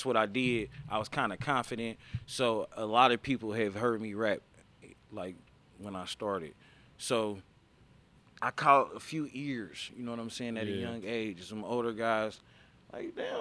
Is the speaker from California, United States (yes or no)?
no; Indianapolis, Indiana, United States; I'm from Indiana